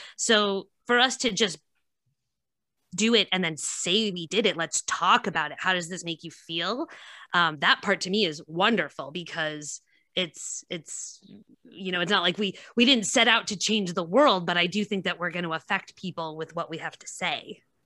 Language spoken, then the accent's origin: English; White Plains, New York, United States; now in Nyack, United States; I'm from White Plains originally